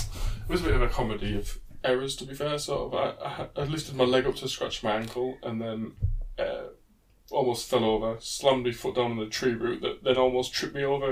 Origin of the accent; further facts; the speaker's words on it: the north of England, United Kingdom; we're north of England, British as well.